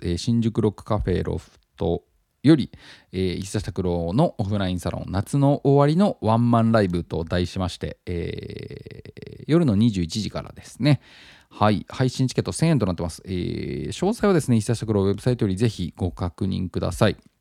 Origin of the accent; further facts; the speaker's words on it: Tottori, Japan; 僕は、まあ、あの、鳥取県出身で